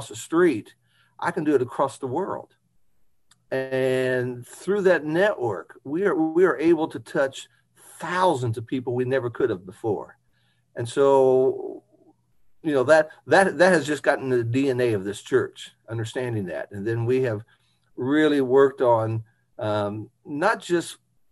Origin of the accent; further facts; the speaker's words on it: Indianapolis, Indiana, United States; also born or lived in New Albany, Indiana; growing up in Indianapolis